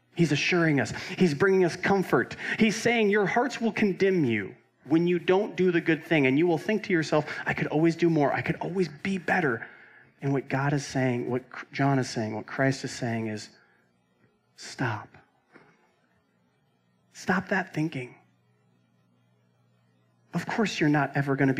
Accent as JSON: {"language": "English", "town": "Roseville", "region": "California", "country": "United States", "tie": "born or raised there", "said": "There's my hometown in California"}